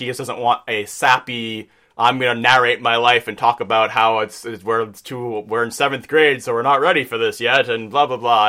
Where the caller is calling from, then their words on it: New York, United States; I'm from New York.